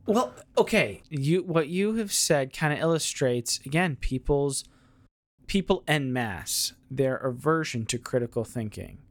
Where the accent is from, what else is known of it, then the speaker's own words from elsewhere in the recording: United States; being an American